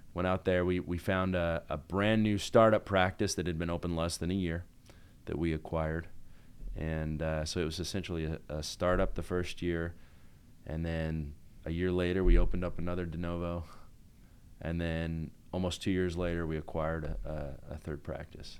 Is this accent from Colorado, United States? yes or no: no; Salt Lake City, Utah, United States; moved away as an adult; also born or lived in Buffalo, New York; I grew up in Salt Lake in Utah